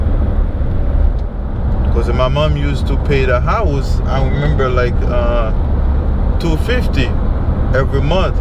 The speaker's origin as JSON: {"language": "English", "town": "Port-au-Prince", "region": "Ouest", "country": "Haiti", "tie": "born or raised there", "also_born_or_lived": "Saint-Marc, Haiti", "moved": "yes", "said": "I grew up in Capital and Port-au-Prince."}